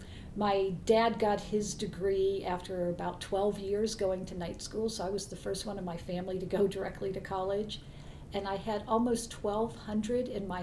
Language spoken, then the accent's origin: English; Pittsburgh, Pennsylvania, United States; moved away as an adult; also born or lived in Columbia, Missouri; now in Kirksville, United States; So I was born and raised in Pittsburgh, Pennsylvania, and I lived there until I went to college.